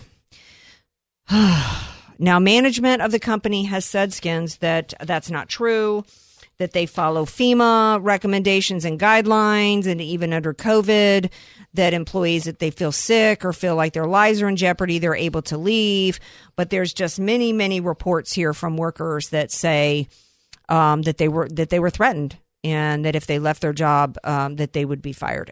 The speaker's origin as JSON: {"language": "English", "region": "the South", "country": "United States", "tie": "born or raised there", "said": "I grew up in the South and I'm very familiar with the sirens"}